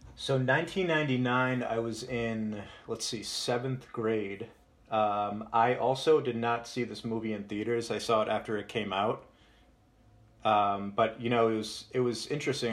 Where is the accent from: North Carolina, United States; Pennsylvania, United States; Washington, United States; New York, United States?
Pennsylvania, United States; Moscow; my hometown of Moscow, Pennsylvania